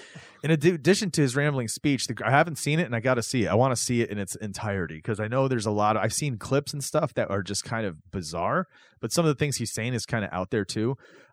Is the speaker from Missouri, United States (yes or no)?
no; Chicago, Illinois, United States; because I grew up in Chicago